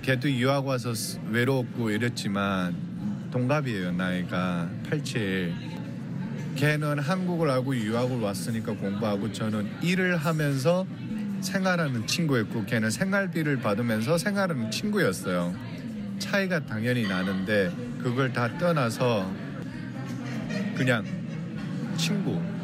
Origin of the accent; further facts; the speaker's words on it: North Korea; now in Los Angeles, United States; 제가 북한 사람이란 걸